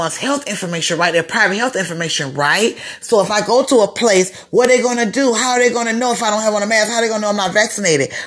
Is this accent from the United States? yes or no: yes; Broward County, Florida, United States; also born or lived in Dade County, Florida; When I moved from Dade County to Broward County